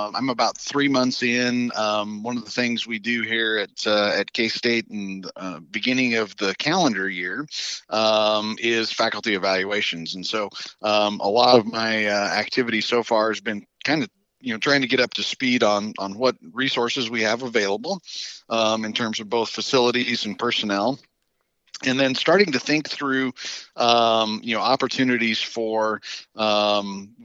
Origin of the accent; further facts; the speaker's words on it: southern Colorado, United States; now in Kansas, United States; grew up in southern Colorado